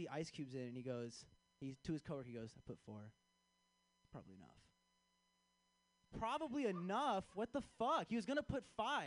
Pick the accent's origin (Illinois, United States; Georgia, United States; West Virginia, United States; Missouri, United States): Illinois, United States; Chicago; I am from Chicago